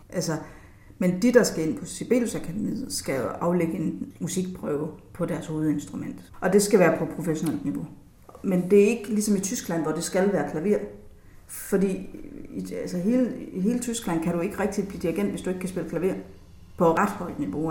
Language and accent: Danish; Jutland, Denmark; nu er jeg selv fra Jylland, og der, der taler vi faktisk heller ikke så meget.